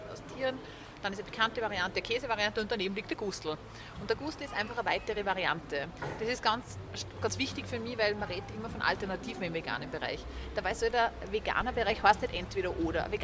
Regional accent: Austria; die wir als Österreicher und Österreicherinnen kennen.

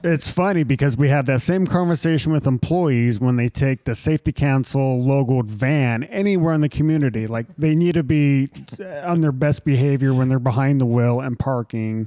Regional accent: Utah, United States; a young Latter Day Saint growing up in Utah

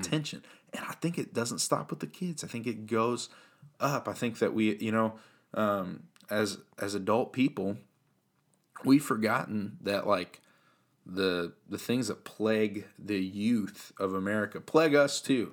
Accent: Central Illinois, United States; I grew up here in Central Illinois.

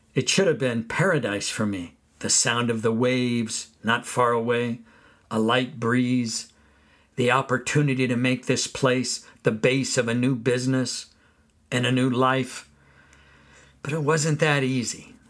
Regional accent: California, United States; Where I grew up in California, persimmon trees grew

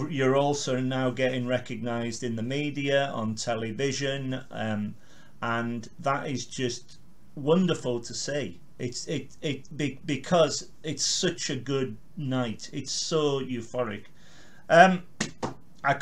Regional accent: Carlisle, North West England, United Kingdom; I'm from Carlisle

